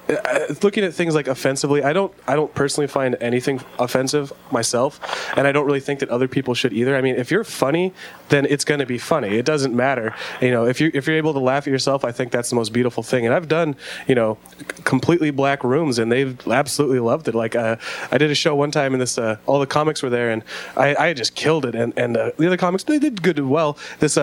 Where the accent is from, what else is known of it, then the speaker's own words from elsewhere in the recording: Bonney Lake, Washington, United States; also born or lived in Portland / Spanaway; now in Sumner, United States; they moved up to Bonnie Lake, and so I grew up in Bonnie Lake.